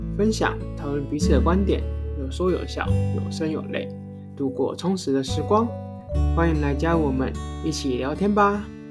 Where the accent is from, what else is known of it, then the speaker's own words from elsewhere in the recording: Taiwan; 身为一个土， 台湾土生土长的人